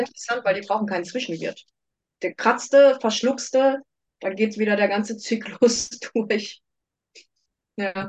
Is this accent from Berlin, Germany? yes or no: no; Karlsruhe, Baden-Württemberg, Germany; also born or lived in United States; ich komme aus Karlsruhe